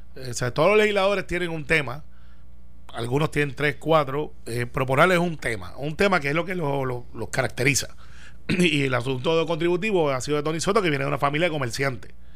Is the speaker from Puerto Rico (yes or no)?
yes; Guaynabo, Puerto Rico; Guaynabo, que es mi pueblo